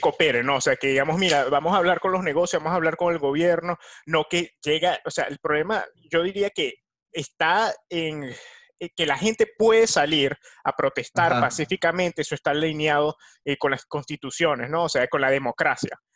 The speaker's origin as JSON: {"language": "Spanish", "country": "Venezuela", "said": "de Venezuela"}